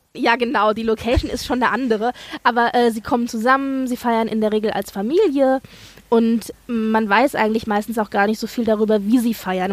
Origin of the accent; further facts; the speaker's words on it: Germany; bei uns in Deutschland